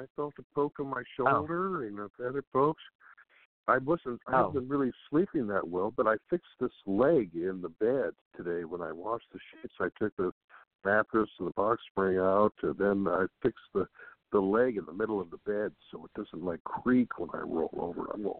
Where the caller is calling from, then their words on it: West Sacramento, California, United States; calling from West Sacramento, California.